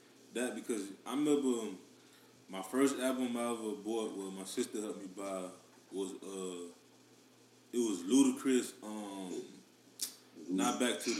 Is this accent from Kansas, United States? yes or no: no; Miami, Florida, United States; I'm still from Miami